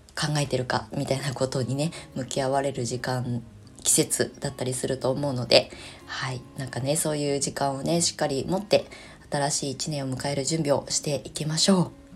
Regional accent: Kasama, Ibaraki, Japan; moved away as an adult; 生まれ故郷の茨城県笠間市に U ターンしてきた

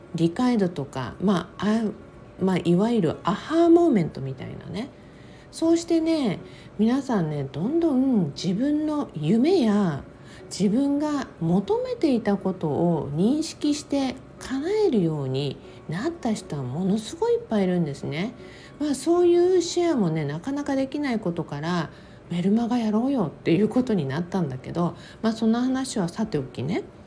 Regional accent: Okinawa, Japan; moved away as an adult; now in United States; 私は沖縄生まれ沖縄育ち

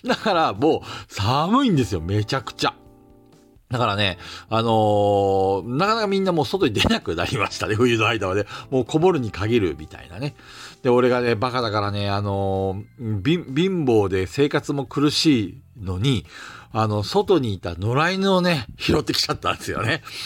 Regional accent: Hokkaido, Japan; これ方言なのかな、北海道の

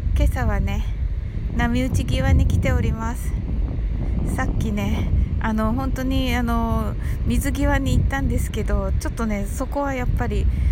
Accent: Kyushu, Japan; 私九州人なんでね

